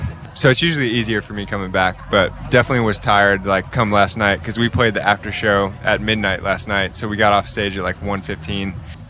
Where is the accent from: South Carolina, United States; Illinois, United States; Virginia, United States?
Illinois, United States; Wheaton; moved away; I am from here. I grew up in Wheaton